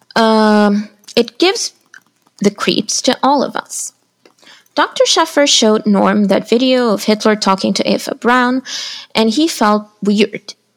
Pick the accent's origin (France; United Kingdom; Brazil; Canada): Brazil; São Paulo; I am an author from Brazil